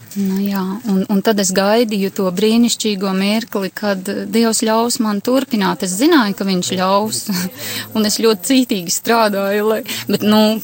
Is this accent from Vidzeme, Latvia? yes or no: yes; Ape, Vidzeme, Latvia; Es esmu no Apes, mazas pilsētiņas, bijušā Alūksnes rajonā